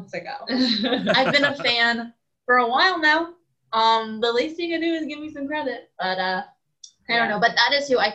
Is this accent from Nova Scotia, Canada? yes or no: yes; Nova Scotia, Canada; I am from Nova Scotia